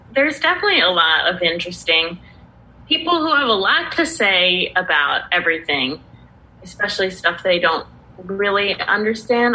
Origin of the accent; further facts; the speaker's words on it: Pennsylvania, United States; grew up in Pennsylvania, and my parents would take trips down to the Jersey Shore